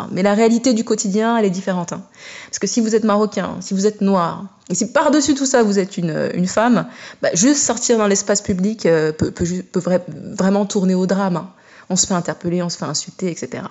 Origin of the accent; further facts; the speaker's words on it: France; moi je suis d'origine marocaine et centrafricaine, je suis née et j'ai grandi euh, en France